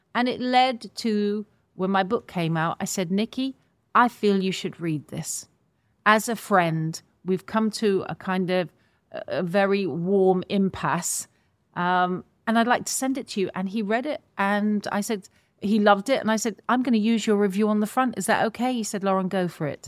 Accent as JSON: {"language": "English", "country": "United Kingdom", "said": "I say all of us as British people"}